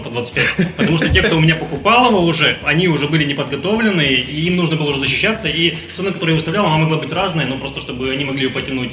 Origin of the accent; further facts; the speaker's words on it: Khabarovsk, Khabarovsk Krai, Russia; moved away as an adult; also born or lived in Moscow; now in Saint Petersburg, Russia; Я сам из Хабаровска, и до окончания вуза, своего первого образования, я жил в городе Хабаровске